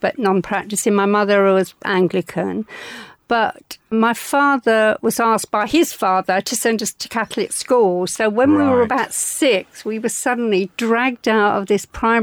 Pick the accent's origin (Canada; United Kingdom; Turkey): United Kingdom; London; All my life, I was brought up in the East End of London